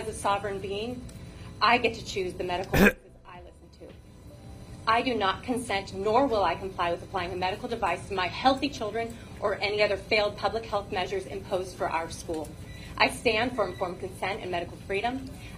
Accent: California, United States; I'm from District 2. A recent transplant from California, fortunate to arrive just in time to get my children enrolled in in-person school

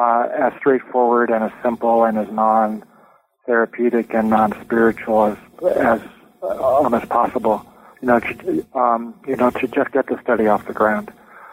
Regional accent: California, United States; Well, I was born and raised in Southern California, went to public schools from K through 12

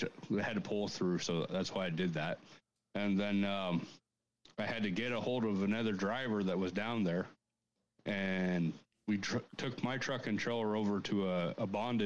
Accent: Canada; I'm a Canadian

